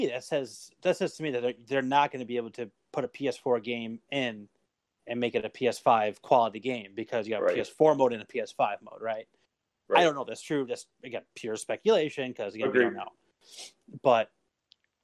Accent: United States; I'm an American.

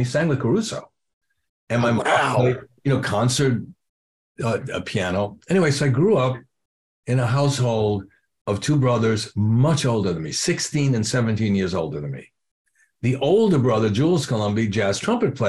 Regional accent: New York City, New York, United States; So I'm growing up in New York City. I'm in Washington Heights

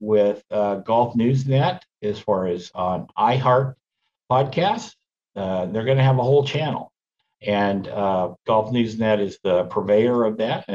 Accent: Woodburn, Oregon, United States; Woodburn High School, Go Bulldogs, my hometown

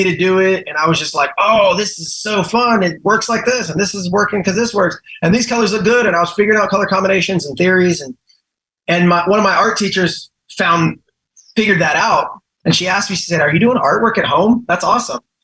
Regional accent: Galveston, Texas, United States; also born or lived in Houston; I was just raised here

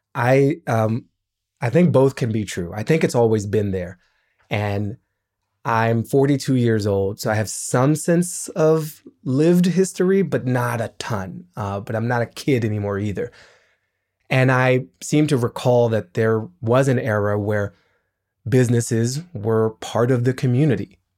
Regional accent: Washington, District of Columbia, United States; I grew up in Washington, D C

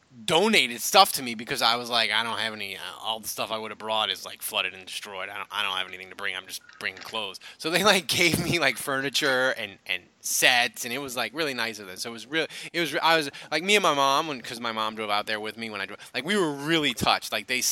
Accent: New Orleans, Louisiana, United States; moved away as an adult; also born or lived in Orange County; I'm moving to Orange County. I'm from New Orleans.

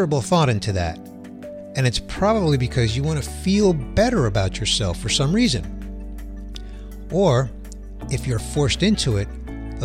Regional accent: New York City, New York, United States; I grew up in Queens in a lower middle income family.

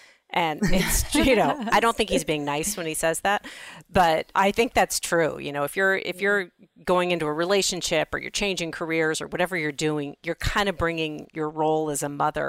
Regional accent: Los Angeles, California, United States; I grew up in Los Angeles.

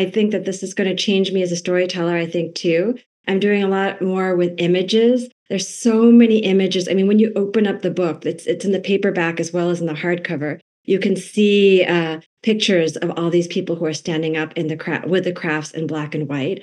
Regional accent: New England, United States; I was born and raised in New England

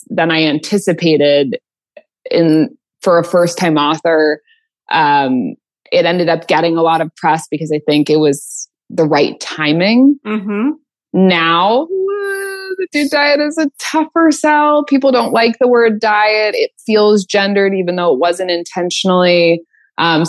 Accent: California, United States; I'm from California.

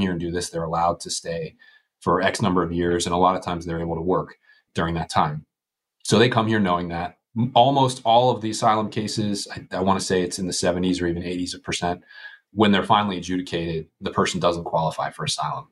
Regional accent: Western Pennsylvania, United States; I'm from Western Pennsylvania

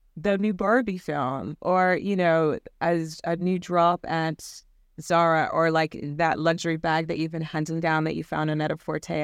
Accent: Virginia, United States; moved away as an adult; now in United Kingdom; I grew up in the Bible Belt in Virginia.

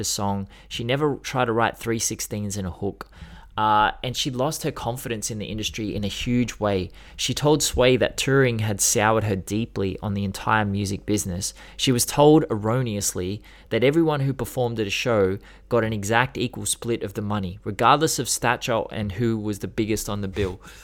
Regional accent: Australia; I'm Australian, and we're so, we're so yokel.

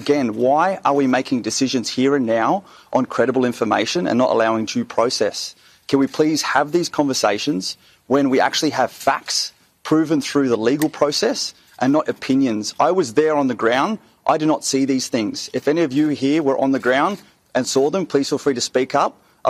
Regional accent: Australia; And as an Australian, stand here, ask for due process to be afforded.

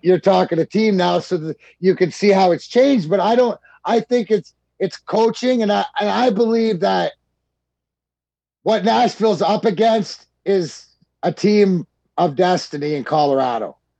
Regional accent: Canada; I grew up in Canada.

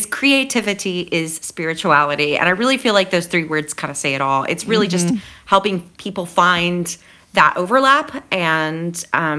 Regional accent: San Angelo, Texas, United States; moved away as an adult; also born or lived in Austin, Texas / Seattle, Washington; now in Ireland; I was born and raised in San Angelo, Texas.

